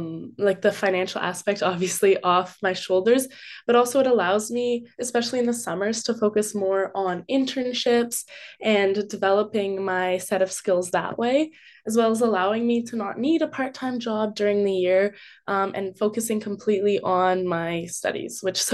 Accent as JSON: {"language": "English", "region": "West Coast", "country": "Canada", "said": "A lot of people I have met have been from Ontario, but they still welcome me, even though I'm from the West Coast."}